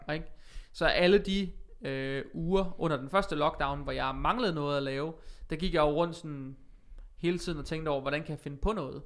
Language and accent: Danish; Vejle, Southern Denmark, Denmark; also born or lived in Sønderborg / Aarhus; jeg er vokset op i Vejle faktisk. Øh, nu bor jeg tilbage i Vejle